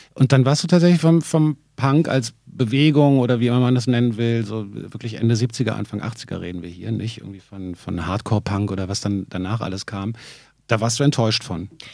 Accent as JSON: {"language": "German", "region": "Berlin", "country": "Germany", "said": "ich musste als Berliner natürlich nicht unbedingt weg aus der Stadt"}